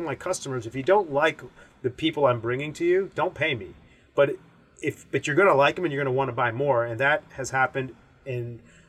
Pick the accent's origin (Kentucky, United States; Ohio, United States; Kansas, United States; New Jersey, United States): Kentucky, United States; Owensboro; I'm my parents are from India. I was born in Owensboro, Kentucky.